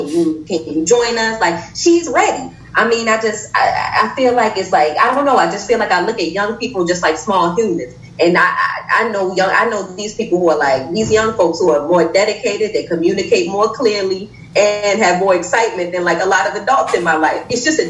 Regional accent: Baltimore, Maryland, United States; now in Chicago, United States; I'm from Baltimore.

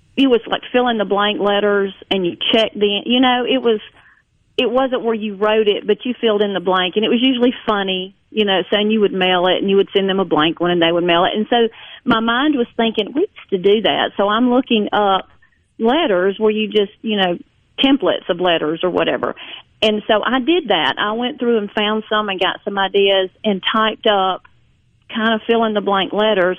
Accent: Jones County, Mississippi, United States; I grew up in Jones County, Mississippi

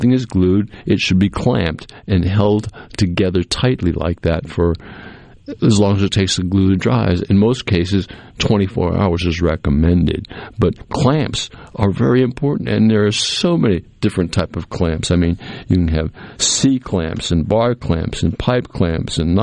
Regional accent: New England, United States; also born or lived in central Mississippi; now in Mississippi, United States; I grew up in New England, right on the water

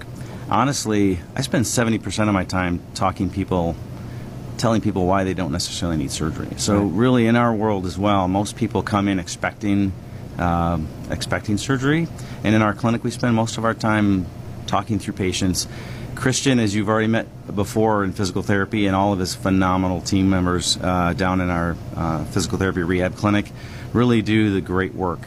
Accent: Verona, Wisconsin, United States; also born or lived in Orlando, Florida / Missouri / Michigan; I grew up in Verona, Wisconsin, just on the west side of Madison

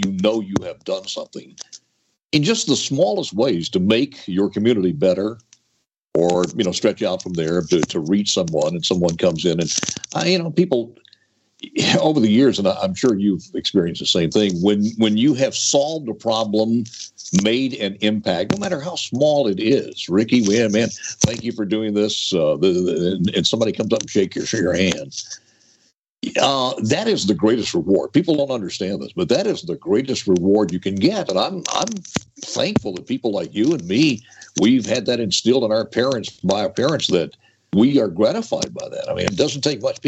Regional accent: Shaw, Mississippi, United States; We grew up in Shaw, Mississippi, on a 100-acre farm

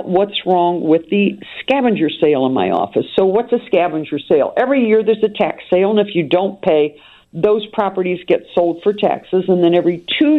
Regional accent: Wheeling, West Virginia, United States; now in Chicago, United States; my hometown in Wheeling, West Virginia

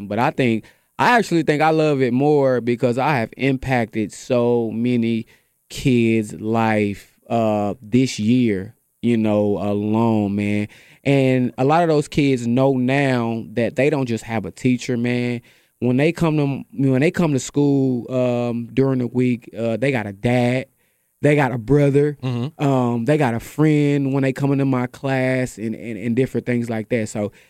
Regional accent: Kansas City, Missouri, United States; also born or lived in Dallas, Texas; now in Tyler, United States; I'm originally from Kansas City, Missouri, but I, you know, graduated school in Dallas, Texas, graduated high school in Dallas, Texas. So, man, it's just, I've been moving around.

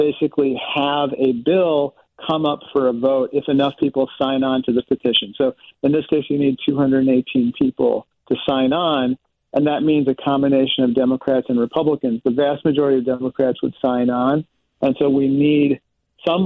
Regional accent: Peoria, Illinois, United States; I grew up with him in Peoria

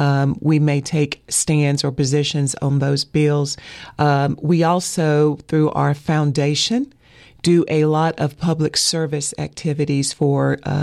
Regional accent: Asheville, North Carolina, United States; Born and raised in Asheville, yes.

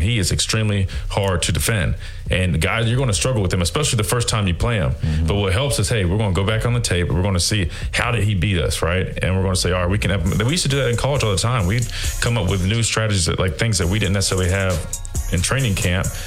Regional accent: South Carolina, United States; now in Alabama, United States; I'm from South Carolina originally, and uh, I reside in Alabama.

